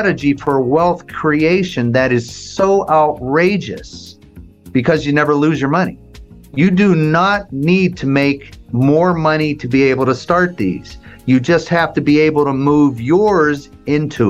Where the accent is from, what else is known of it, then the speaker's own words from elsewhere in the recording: Las Vegas, Nevada, United States; I'm from Vegas